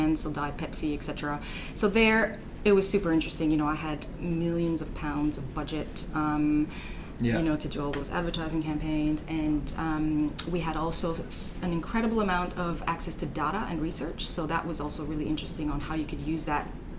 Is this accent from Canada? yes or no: yes; Canada; moved away as an adult; also born or lived in Germany / Munich; as you can maybe tell by my accent, born and raised in Canada, French part of Canada.